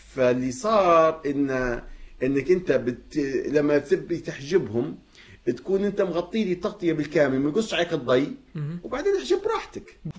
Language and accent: Arabic; Libya